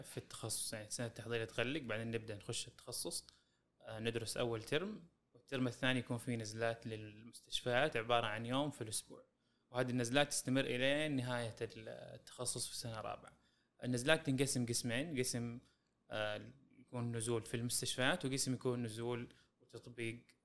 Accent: Saudi Arabia; عندنا في السعوديه

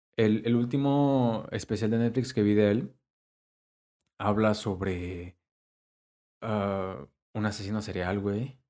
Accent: Mexico; soy mexicano

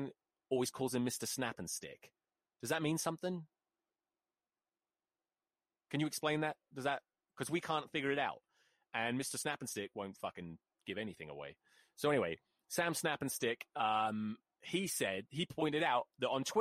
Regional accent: Colchester, East of England, United Kingdom; I'm from Colchester.

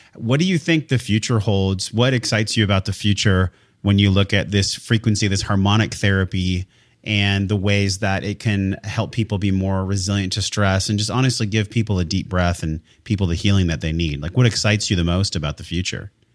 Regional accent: San Diego, California, United States; I was born and raised in San Diego, California

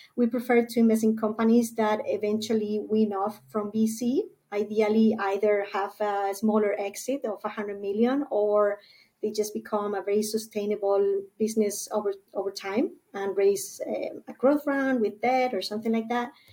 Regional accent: Spain; moved away as an adult; now in San Diego, United States; I was born and raised in Spain

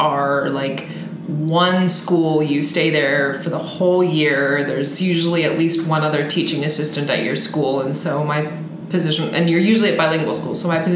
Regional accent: Washington, United States; moved away as an adult; now in Madrid, Spain; I'm from Washington, the state

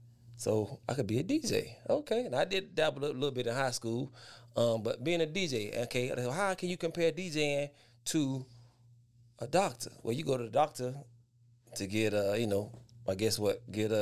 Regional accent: West Palm Beach, Florida, United States; I'm from West Palm Beach, Florida. The beaches, the Palm Beaches, West Palm Beach, Florida.

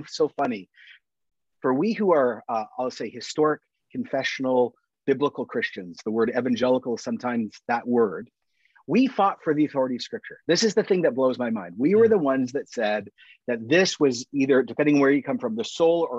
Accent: Canada; also born or lived in Toronto; I'm Canadian

